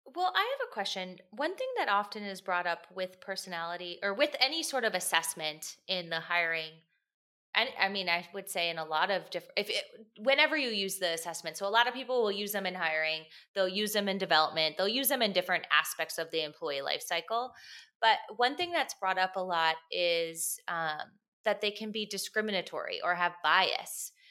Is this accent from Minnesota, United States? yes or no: yes; Minneapolis, Minnesota, United States; I'm from Minneapolis.